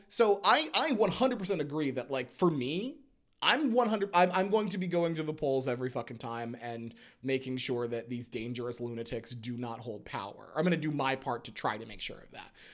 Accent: United States; we as an American people

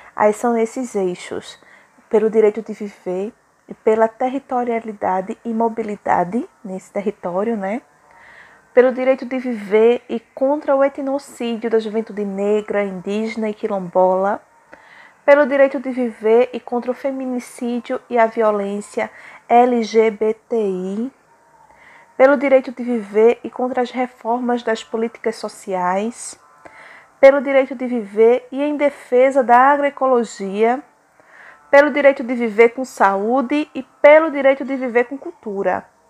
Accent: Surubim, Pernambuco, Brazil; sou da cidade de Surubim, fica no Agreste Setentrional de Pernambuco

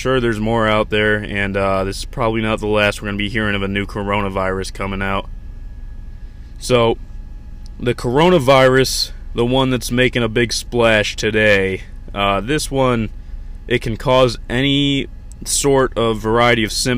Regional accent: United States; I'm an American.

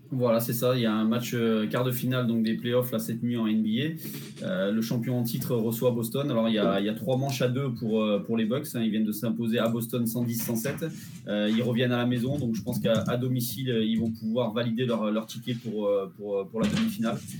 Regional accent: Clermont-Ferrand, Auvergne-Rhône-Alpes, France; moved away as an adult; also born or lived in south of France; depuis que j'ai quitté Clermont et, et, que je suis maintenant dans le sud de la France

